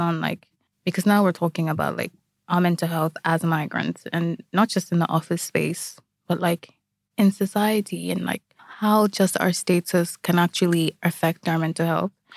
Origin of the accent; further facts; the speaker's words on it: Nigeria; now in Ireland; I am Nigerian